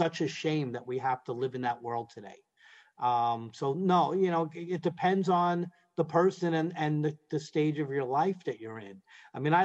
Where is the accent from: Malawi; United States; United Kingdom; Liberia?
United States; New York City, New York; I'm from Brooklyn